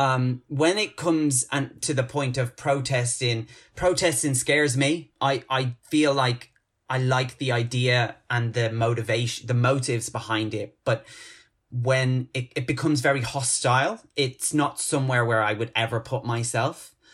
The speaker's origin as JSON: {"language": "English", "town": "Dublin", "country": "Ireland", "tie": "born or raised there", "moved": "as an adult", "lives_now": "London, United Kingdom", "said": "I've resided back in my, my hometown, my, my mother planet of Ireland"}